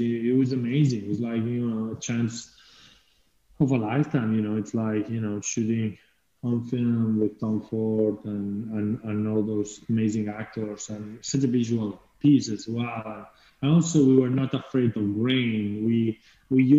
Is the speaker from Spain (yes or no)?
yes; Spain; English is a second language; moved away as an adult; also born or lived in England; coming from Spain